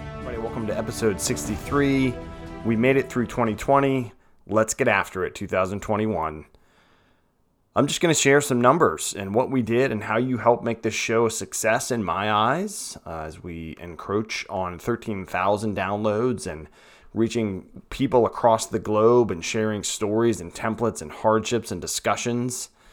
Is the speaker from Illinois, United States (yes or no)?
no; Petersburg, Virginia, United States; moved away as an adult; now in Lynchburg, United States; Richmond, Virginia, Petersburg area, which is where I came from